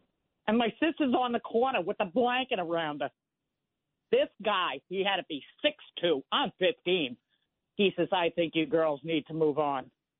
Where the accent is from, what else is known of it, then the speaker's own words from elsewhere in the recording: New York City, New York, United States; I'm a New Yorker.